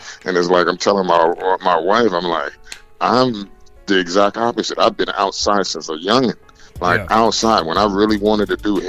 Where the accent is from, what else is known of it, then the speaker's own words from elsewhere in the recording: Los Angeles, California, United States; I'm from West Coast. I'm from LA gang territory.